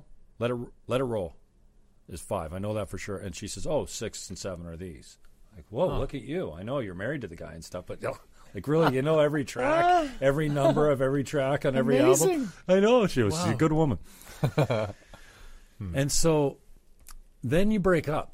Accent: St. Catharines, Ontario, Canada; born or raised there

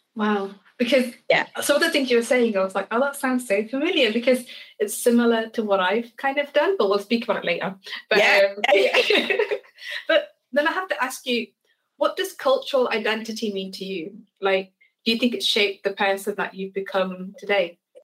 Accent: Leicestershire, East Midlands, United Kingdom; grew up in Leicestershire

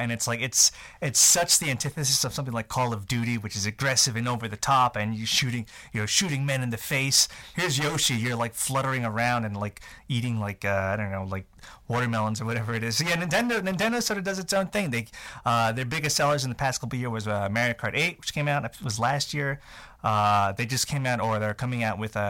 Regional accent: New York, United States; I'm from New York

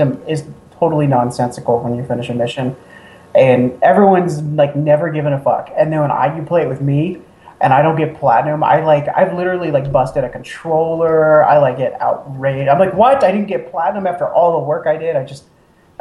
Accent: Oregon, United States; I grew up in Oregon as well.

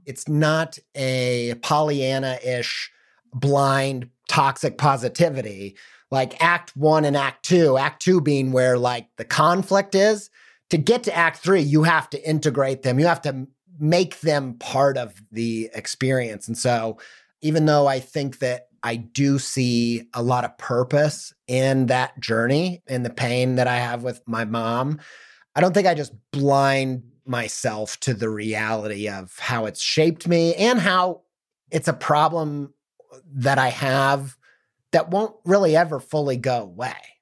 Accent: Midwest, Indiana suburbs, United States; growing up in the Midwest and the suburbs

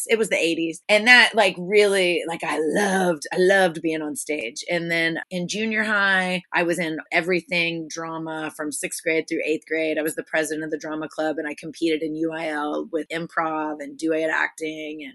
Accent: Houston, Texas, United States; also born or lived in San Marcos, Texas / Austin, Texas / Philadelphia / New Orleans; I was born in Houston, moved around quite a bit as a small child, mostly due to poverty, and then ended up in Houston in fourth grade fourth through 12th grade, I was there.

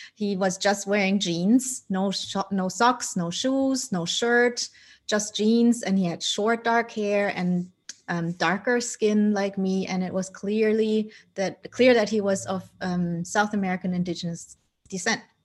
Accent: Germany; also born or lived in Colombia; I was adopted by my parents who are Dutch, and I grew up in Germany

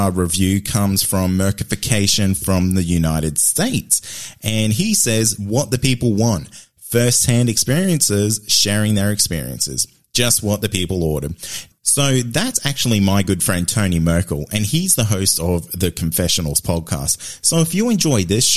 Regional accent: Queensland, Australia; my home state of Queensland

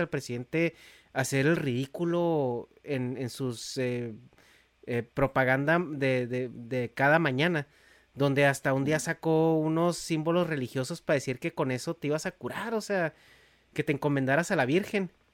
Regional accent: Mexico; yo soy de México, yo crecí en México

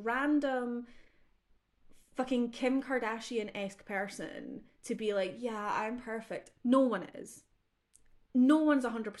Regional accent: Scotland, United Kingdom; I'm Scottish blue, okay? But yeah, I'm like your straight white female.

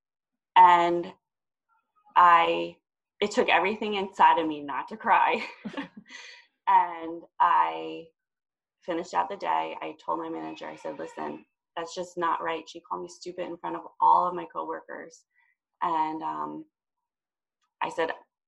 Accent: New Jersey, United States; I'm from New Jersey.

